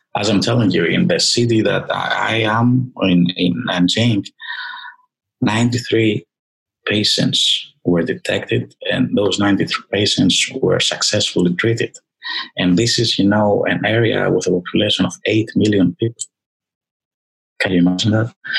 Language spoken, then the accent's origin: English; Greece; moved away; I was born in Greece